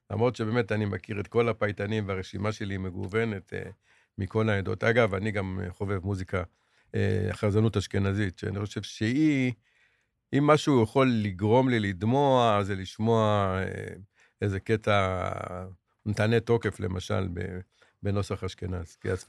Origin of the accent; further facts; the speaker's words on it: Ashdod, Southern District, Israel; אנחנו גדלנו באשדוד, כמו שאמרתי.